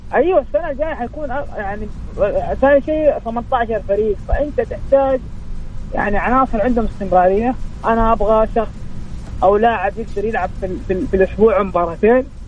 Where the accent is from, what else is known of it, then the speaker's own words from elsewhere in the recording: Saudi Arabia; وانا كسعودي